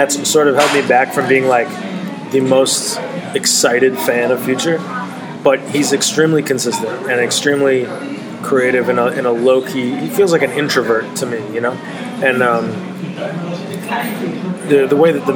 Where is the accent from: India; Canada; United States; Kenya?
United States; Chicago, Illinois; I'm from Chicago